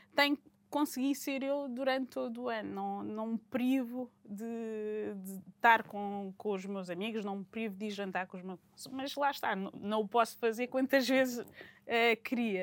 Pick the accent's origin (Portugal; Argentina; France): Portugal; moved away; voltar a Portugal, ao meu país, estar com a minha família